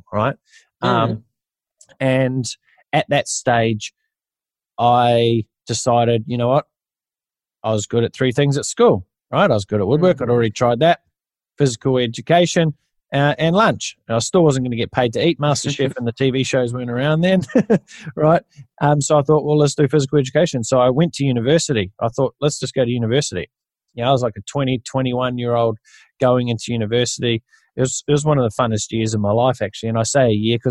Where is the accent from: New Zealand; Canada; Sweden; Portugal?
New Zealand; moved away as an adult; now in Australia; I grew up in New Zealand